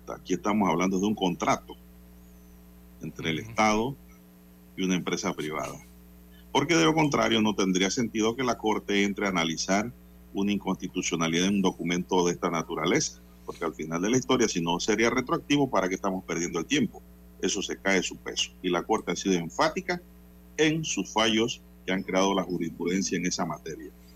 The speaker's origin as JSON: {"language": "Spanish", "country": "Panama", "said": "soy panameño"}